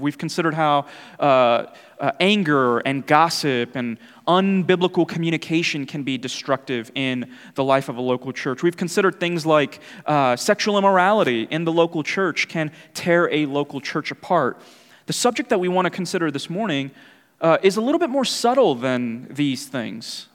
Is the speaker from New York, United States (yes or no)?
yes; New York City, New York, United States; moved away; growing up in New York City